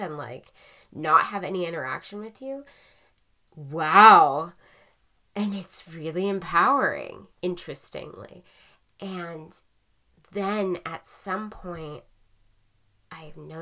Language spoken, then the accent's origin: English; Portland, United States; now in San Francisco, United States; I grew up in Portland